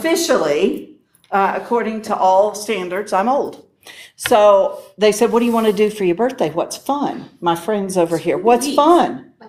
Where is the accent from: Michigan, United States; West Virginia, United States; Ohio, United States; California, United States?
West Virginia, United States; I'm from West Virginia.